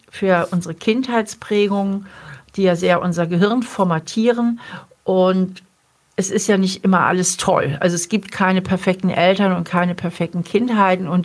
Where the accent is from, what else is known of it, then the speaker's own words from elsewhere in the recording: Hamburg, Germany; now in Trier, Germany; Ja, es ist halt meine alte Heimat.